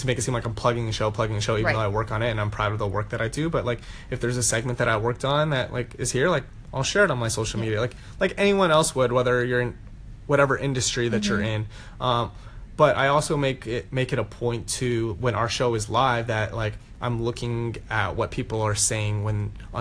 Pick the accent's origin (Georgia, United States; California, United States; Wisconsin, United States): California, United States; Southern; I'm born and raised in Southern California.